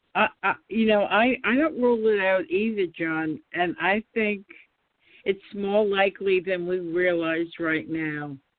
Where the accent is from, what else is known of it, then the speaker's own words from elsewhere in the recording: New York City, New York, United States; I'm originally from Queens